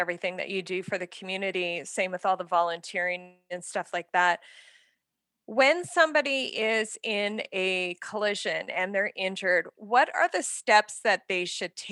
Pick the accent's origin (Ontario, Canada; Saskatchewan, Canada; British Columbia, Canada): Saskatchewan, Canada; moved away; I grew up in Saskatchewan